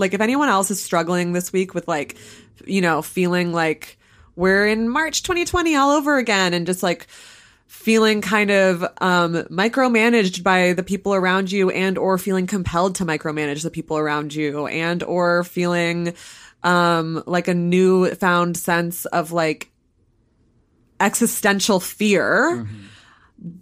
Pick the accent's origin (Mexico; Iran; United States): United States; southern Vermont; my hometown or right near my hometown